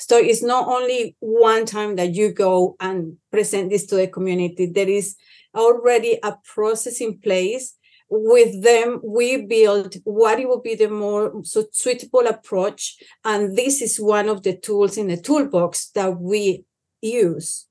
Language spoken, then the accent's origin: English; Cauca, Colombia; where I come from. I come from Colombia, Cauca, um, in a very small village